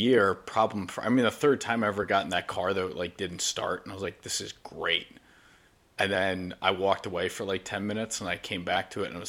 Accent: Putnam Valley, New York, United States; where I grew up in Putnam Valley, New York

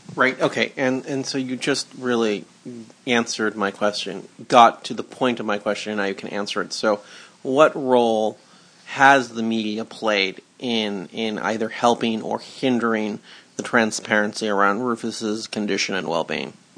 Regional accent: Los Angeles, California, United States; Growing up in Cheviot Hills

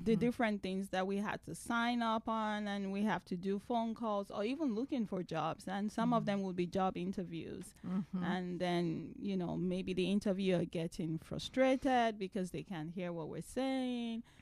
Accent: Nigeria; moved away as an adult; now in United States; I am originally from Nigeria

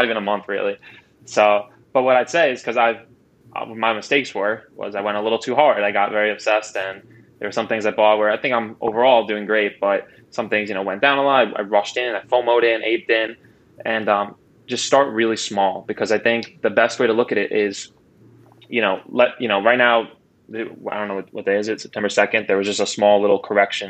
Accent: Long Island, New York, United States; I was born on Long Island, New York

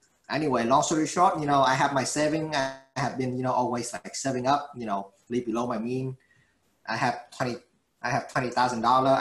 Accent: Vietnam; now in Houston, United States; I came from Vietnam

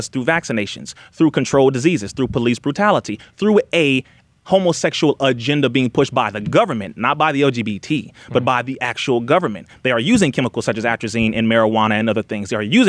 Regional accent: Compton, California, United States; I'm from Compton.

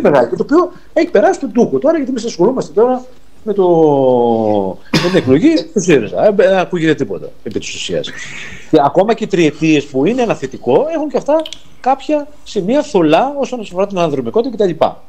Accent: Arta, Epirus, Greece; Εγώ είμαι από την Άρτα

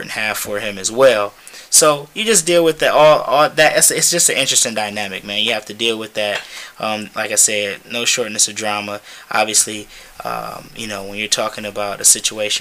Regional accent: Detroit, Michigan, United States; born and raised in Detroit

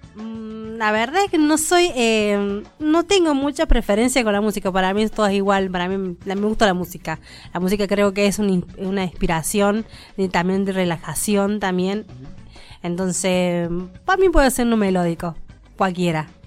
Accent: Córdoba, Argentina; moved away as an adult; now in Mendoza, Argentina; soy parte de Córdoba, que hace más o menos que estoy viviendo acá en Mendoza seis años.

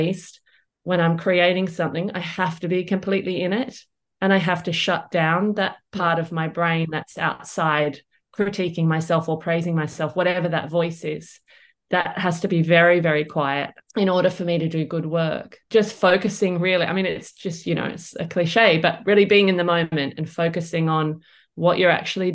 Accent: Perth, Western Australia, Australia; growing up in Perth

